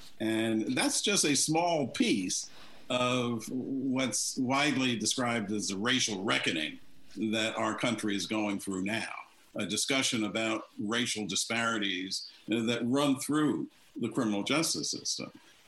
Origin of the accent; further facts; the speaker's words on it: North Carolina, United States; In my home state of North Carolina